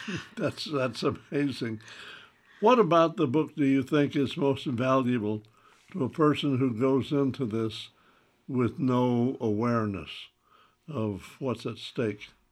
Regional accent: the South, United States; as a Southerner

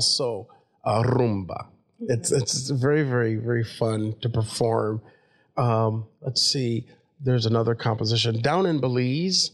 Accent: Davenport, Iowa, United States; moved away; also born or lived in Europe; my life growing up in Davenport, then over to Europe, then all around the globe

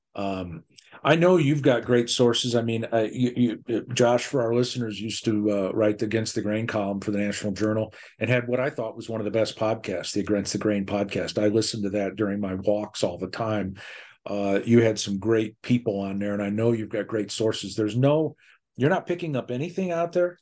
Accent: Midwest, United States; I'm a Midwesterner

